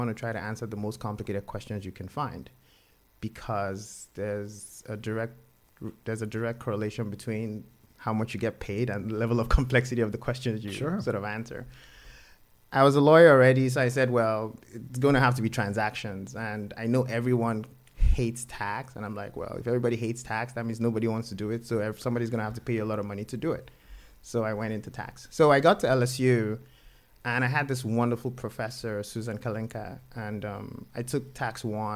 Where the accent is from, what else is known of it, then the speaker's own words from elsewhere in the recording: Nigeria; moved away; I grew up in Nigeria